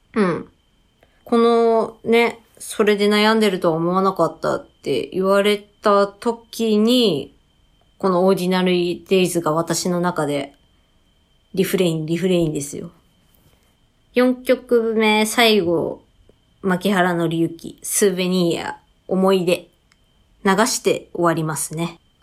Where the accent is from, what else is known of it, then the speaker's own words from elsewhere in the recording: Tsukuba, Ibaraki, Japan; 私も地元のつくば